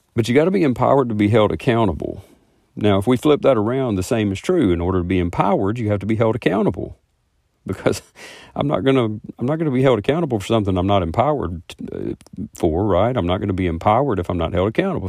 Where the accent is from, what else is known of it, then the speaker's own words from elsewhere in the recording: the South, United States; I am from the South and I talk kinda slow